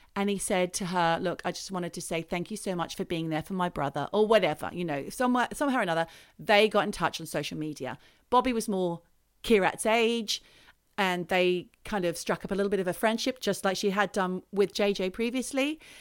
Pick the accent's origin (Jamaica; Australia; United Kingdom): Australia; I'm Australian.